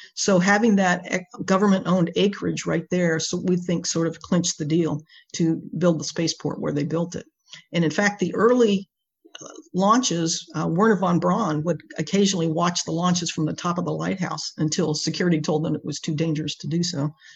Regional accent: Space Coast, Florida, United States; also born or lived in Washington, D.C. / North Carolina; I grew up here on the Space Coast uh, with the space program.

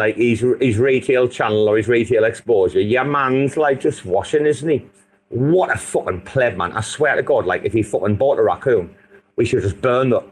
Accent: England, United Kingdom; I'm from England

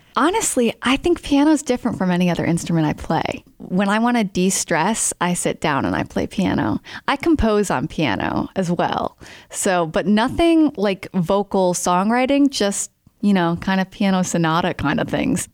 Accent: Smithfield, Rhode Island, United States; I grew up in Smithfield, Rhode Island

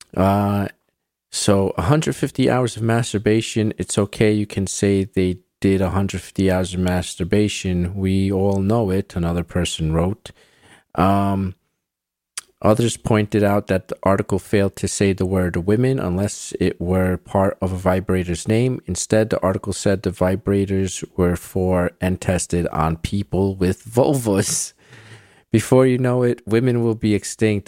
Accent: New York City, New York, United States; I grew up in New York City

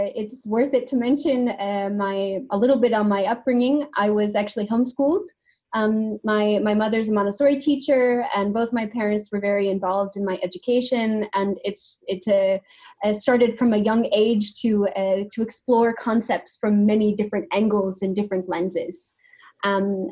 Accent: United States; moved away as an adult; now in Denmark; I'm from the States

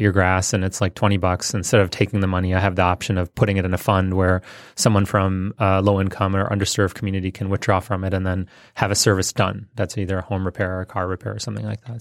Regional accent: Detroit, Michigan, United States; born or raised there; also born or lived in India

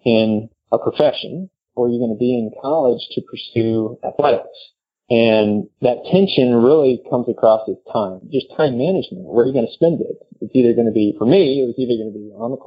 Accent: North Texas, United States; growing up in North Texas, that were pursuing a professional golf path

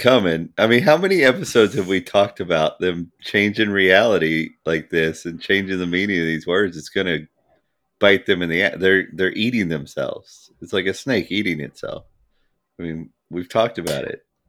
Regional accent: United States; I'm an American

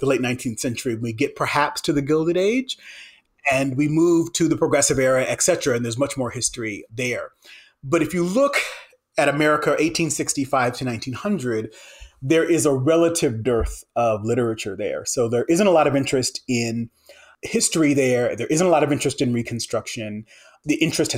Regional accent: St. Paul, Minnesota, United States; moved away as an adult; also born or lived in Wisconsin / Berkeley, California; now in Ohio, United States; Originally, I'm from St. Paul, Minnesota

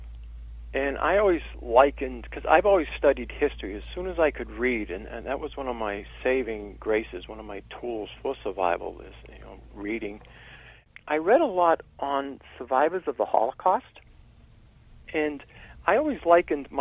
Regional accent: Billerica, Massachusetts, United States; also born or lived in Boston, Massachusetts / Cambridge, Massachusetts; the family I was part of moved up to Billerica, Mass

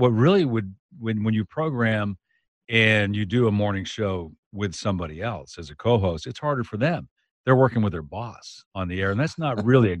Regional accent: Maine, United States; accent: Maine accent; When I was in the Navy, they beat my Maine accent out of me. But there are some things I still can't say without that Maine accent.

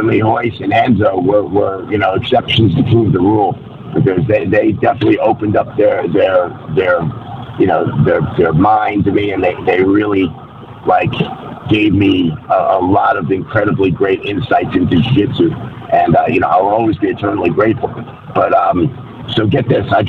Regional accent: New York, United States; moved away as an adult; also born or lived in Torrance, California; I'm a New Yorker, born and raised

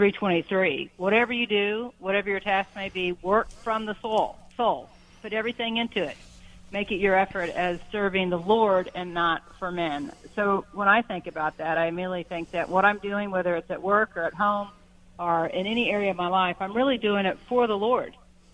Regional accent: the South, United States; despite growing up in the South, church was a part of what I did, but it didn't impact me.

